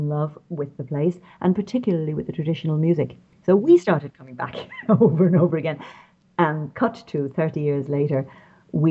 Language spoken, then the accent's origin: English; Dublin, Leinster, Ireland; accent: Irish; moved away as an adult; also born or lived in London / Corca Dhuibhne, County Kerry; I'm Irish, as you can probably tell from my voice. My dad was from Galway. My mother's people were from Wexford, from Enniscorthy. I was raised in Dublin